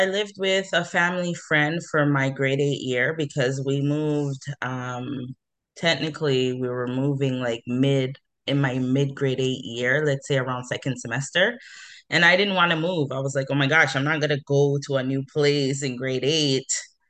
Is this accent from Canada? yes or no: yes; Toronto, Ontario, Canada; moved away as an adult; also born or lived in Mississauga / Ajax; now in New Brunswick, Canada; I'm from Toronto, Ontario. So I grew up in the big city of Toronto. Really, I moved around a lot. I was born in the West End of Toronto, and then I moved to Mississauga